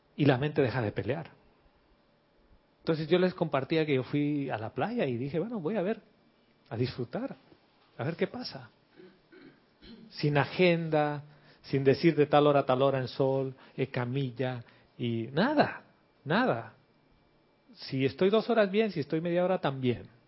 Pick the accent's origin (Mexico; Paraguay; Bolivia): Bolivia; yo soy de Bolivia